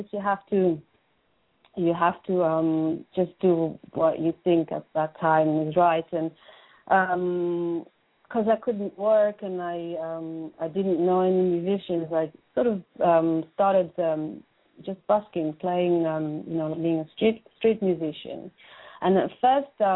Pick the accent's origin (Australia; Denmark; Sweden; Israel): Israel; moved away as an adult; now in London, United Kingdom; I was brought up in Israel, born and brought up in Israel.